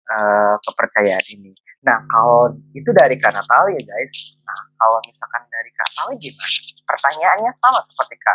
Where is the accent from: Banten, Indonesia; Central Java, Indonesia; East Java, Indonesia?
Banten, Indonesia; Serang; now in Malaysia; aku asli dari Serang Banten.